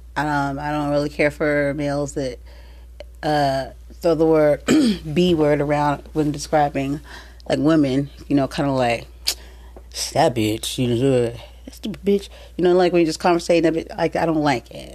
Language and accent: English; San Diego, California, United States; born or raised there